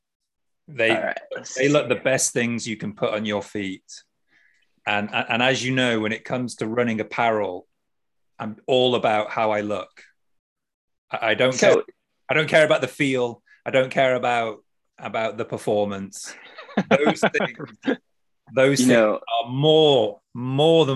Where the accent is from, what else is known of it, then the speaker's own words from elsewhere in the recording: United Kingdom; now in Japan; I'm British